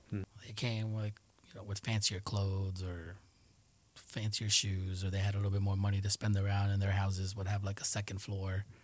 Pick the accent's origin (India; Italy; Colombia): Colombia; growing up in Colombia for certain years the little town is pretty close, tight knit with each other.